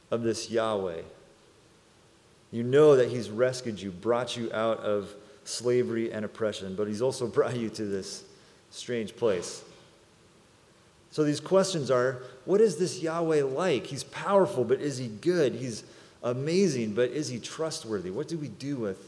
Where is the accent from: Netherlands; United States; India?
United States; Salinas, California; also born or lived in San Jose, California; When I was 5 years old, my family, we moved from San Jose to Salinas, California to be a part of a church plant